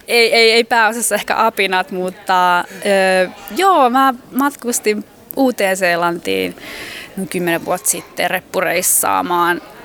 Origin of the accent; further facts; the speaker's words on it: Finland; mä oon Suomesta